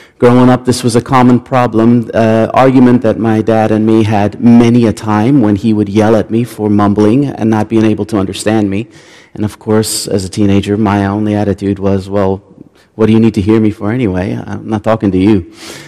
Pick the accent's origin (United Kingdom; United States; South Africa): South Africa; I grew up in South Africa. That's where my family is from. We've been there for a very, very long time.